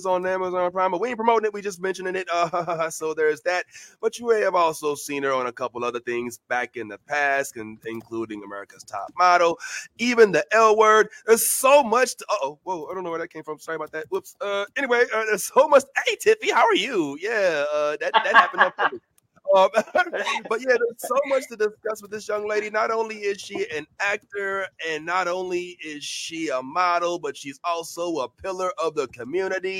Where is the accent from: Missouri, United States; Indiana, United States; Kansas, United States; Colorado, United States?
Missouri, United States; St. Louis; now in Florida, United States; reporting live from U City, St. Louis 314